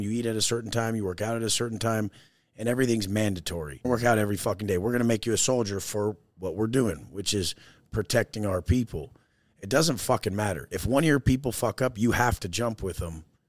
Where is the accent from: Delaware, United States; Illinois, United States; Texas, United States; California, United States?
California, United States; Oceanside; I grew up in Oceanside, California, San Diego, surfer, skater, snowboarder.